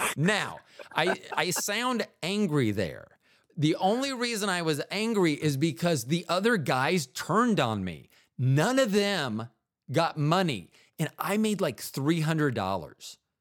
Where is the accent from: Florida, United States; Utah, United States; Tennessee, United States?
Florida, United States; in the eighties, when I grew up in Florida